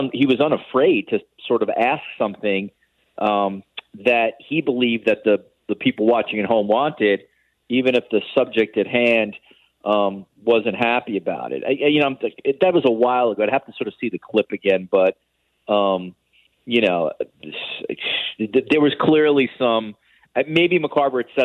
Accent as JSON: {"language": "English", "region": "New York", "country": "United States", "tie": "born or raised there", "said": "I grew up in New York, obviously, like you guys, a very big baseball city"}